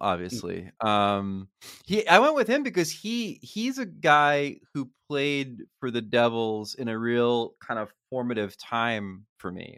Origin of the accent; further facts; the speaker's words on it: Matawan, New Jersey, United States; I grew up in Mattawan, uh, which is the town next to Old Bridge